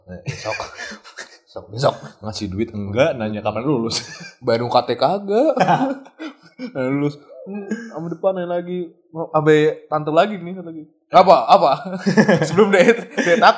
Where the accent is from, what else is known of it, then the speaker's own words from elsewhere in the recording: Java, Indonesia; nah ini cu sering tuh apalagi kalau ini cu pas lagi kalau di Jawa kita kan Jawa ya